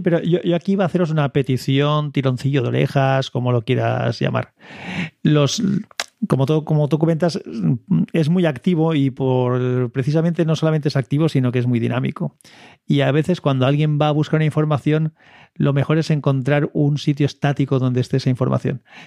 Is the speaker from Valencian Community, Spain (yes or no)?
yes; Valencia, Valencian Community, Spain; Yo soy de Valencia